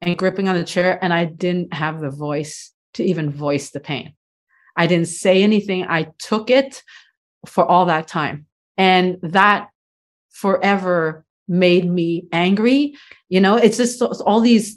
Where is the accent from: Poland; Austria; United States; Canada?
Canada; I'm first generation, so I was born here in Canada